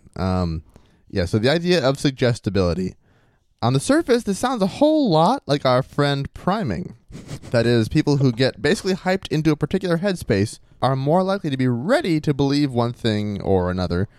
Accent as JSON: {"language": "English", "region": "Maine", "country": "United States", "said": "I was from Maine"}